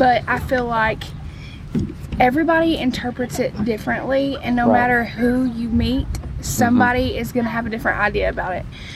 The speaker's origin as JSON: {"language": "English", "country": "United States", "moved": "yes", "said": "I'm from Lincoln County, but we live up here"}